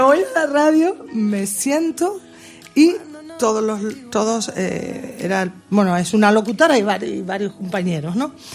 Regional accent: Spain; mi tierra, en España

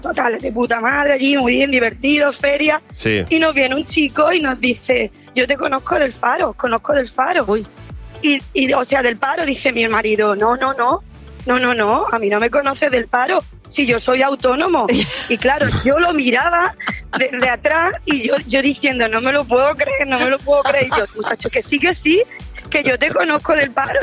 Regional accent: Córdoba, Andalusia, Spain; Nosotros no somos de Jerez, somos de Córdoba

